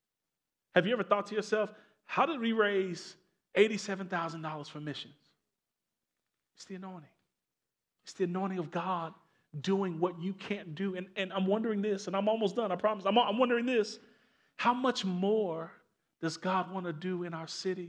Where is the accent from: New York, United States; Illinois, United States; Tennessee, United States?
Illinois, United States; Maywood; also born or lived in Elmhurst; I grew up in Maywood, went to school in Elmhurst.